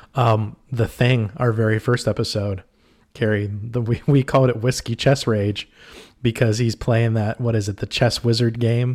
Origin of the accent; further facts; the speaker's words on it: Pittsburgh, Pennsylvania, United States; moved away; We're from the Pittsburgh area originally